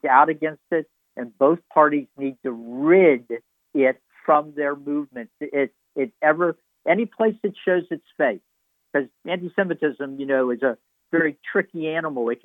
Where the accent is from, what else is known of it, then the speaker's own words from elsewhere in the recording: Kentucky, United States; when I was growing up in Kentucky